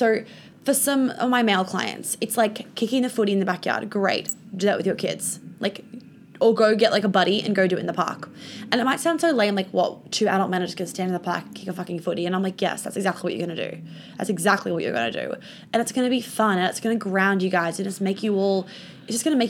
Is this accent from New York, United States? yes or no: yes; New York, United States; I grew up in New York